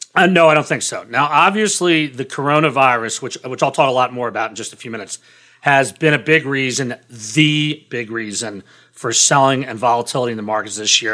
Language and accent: English; Washington, District of Columbia, United States; I grew up in Washington, D C, very politically active family